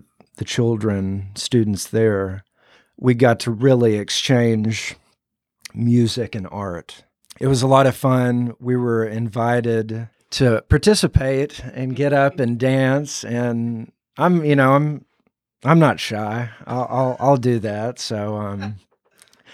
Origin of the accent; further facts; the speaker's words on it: Jonesboro, Arkansas, United States; now in Nashville, United States; I'm originally from Jonesboro, Arkansas, and I've been living in Nashville, Tennessee now for, it's coming on 14 years in August